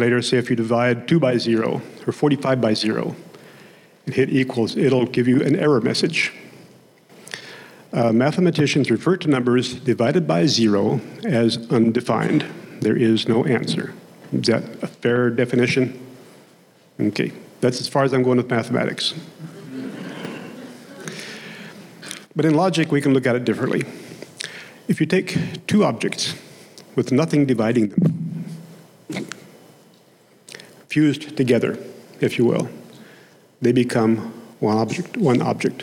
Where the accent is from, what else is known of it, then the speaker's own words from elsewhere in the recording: Oklahoma, United States; accent: Oklahomese / Okie twang; first language Okie (Oklahoma English); my native tongue of Oklahomese, Okie was my first language.